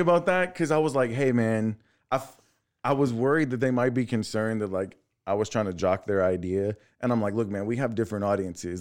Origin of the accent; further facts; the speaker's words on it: La Marque, Texas, United States; I'm from Texas City. I grew up in Lamarck